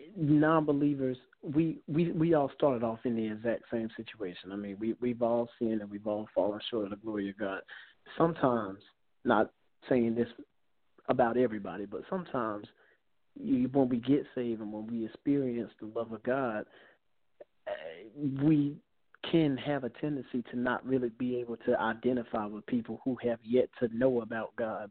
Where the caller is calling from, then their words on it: South Carolina, United States; I'm calling from South Carolina.